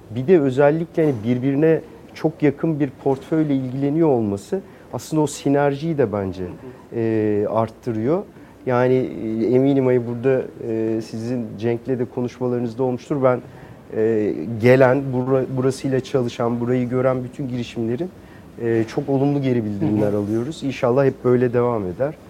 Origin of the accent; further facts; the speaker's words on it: Ankara, Turkey; moved away as an adult; now in Istanbul, Turkey; biraz Ankaralıyım. Ee, Ankara'da bütün küçüklüğüm, gençliğim, eğitim hayatım Ankara'da geçti.